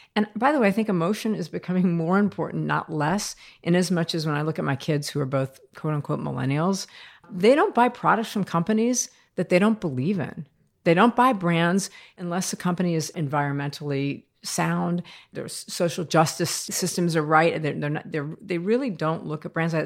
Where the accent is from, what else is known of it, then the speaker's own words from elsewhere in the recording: United States; moved away as an adult; also born or lived in France; I'm American, by the way, and I'm twenty-two years old